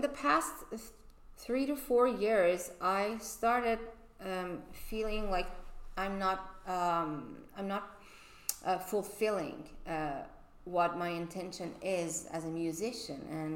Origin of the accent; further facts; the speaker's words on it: Tehran, Tehran Province, Iran; moved away as an adult; also born or lived in Boston; now in Los Angeles, United States; I moved from Tehran, Iran, 11 years ago to Boston. And in Iran, I wasn't allowed to study music academically